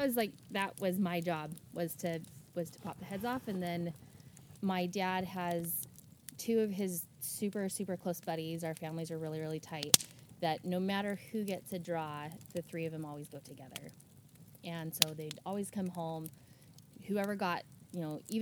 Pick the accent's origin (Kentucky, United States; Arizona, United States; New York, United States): Arizona, United States; moved away as an adult; now in Canby, United States; I'm originally from Arizona. I live in Canby now. I've been in Oregon for just about 4 years. Grew up in a hunting family.